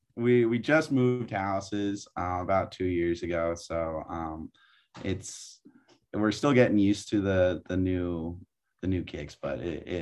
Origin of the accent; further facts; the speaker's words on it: Pacifica, California, United States; moved away as an adult; now in San Diego, United States; I'm from Pacifica, California. And for those not from the Bay Area, it is in the San Francisco Bay Area.